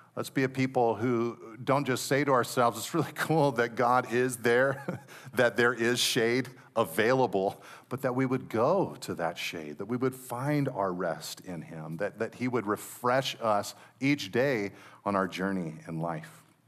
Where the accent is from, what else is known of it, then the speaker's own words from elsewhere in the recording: Monterey Peninsula, California, United States; anybody who's grown up and have been born and raised on the Monterey Peninsula